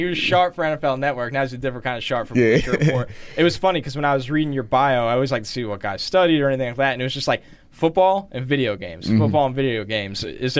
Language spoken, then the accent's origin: English; Pittsburgh, Pennsylvania, United States; But even as a kid, growing up in Pittsburgh, I mean, Curtis Martin's from Pittsburgh, a lot of great players.